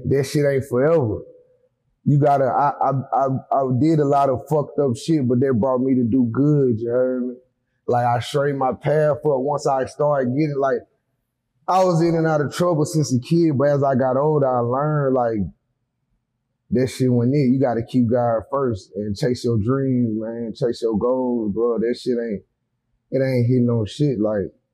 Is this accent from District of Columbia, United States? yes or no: no; Huntsville, Alabama, United States; born or raised there; also born or lived in Athens, Alabama / Decatur, Alabama